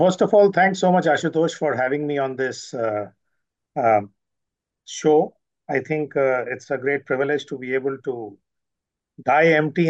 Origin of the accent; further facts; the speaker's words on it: Delhi, India; took me through different cities like Nagpur, Satna, Indore, and Hyderabad after I was born in Delhi, and then finally settled back in Delhi.